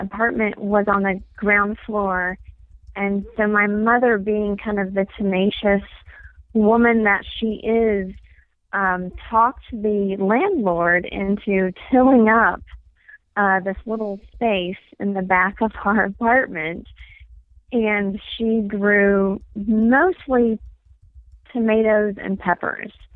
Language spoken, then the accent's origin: English; East Tennessee, United States; now in Flagstaff, United States; I am from East Tennessee